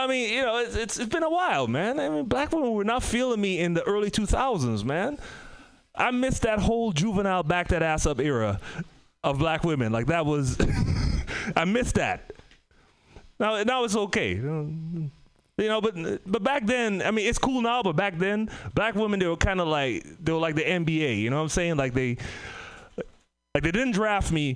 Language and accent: English; Trinidad & Tobago; moved away; also born or lived in Bay Area, California / Oakland; I'm from the Caribbean, Trinidad and Tobago